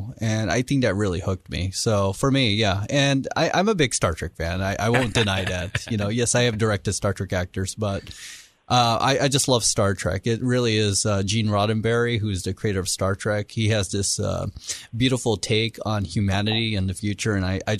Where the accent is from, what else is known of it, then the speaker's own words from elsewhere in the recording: Alameda, California, United States; born there; also born or lived in Japan / Los Alamitos; So I was born in Alameda, California.